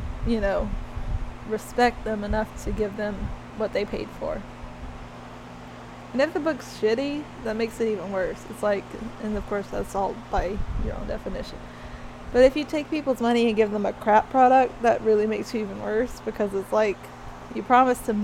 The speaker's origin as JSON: {"language": "English", "region": "Alabama", "country": "United States", "tie": "born or raised there", "said": "growing up in Alabama"}